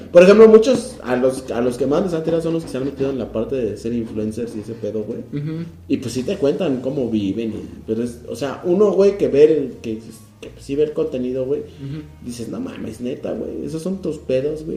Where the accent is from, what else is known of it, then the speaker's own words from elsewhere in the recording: Mexico City, Mexico; los que sí somos chilangos de verdad